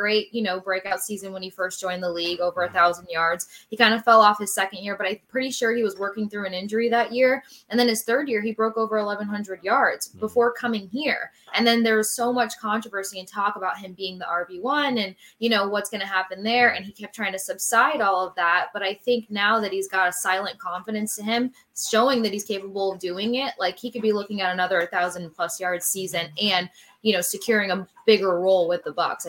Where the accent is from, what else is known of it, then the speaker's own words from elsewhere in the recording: Tampa, Florida, United States; I grew up here in Tampa for the most part after my dad retired from the military.